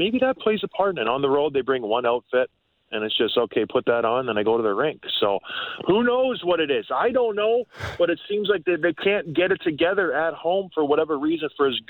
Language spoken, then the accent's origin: English; St. Catharines, Ontario, Canada; also born or lived in Edmonton; I'm from St. Catharines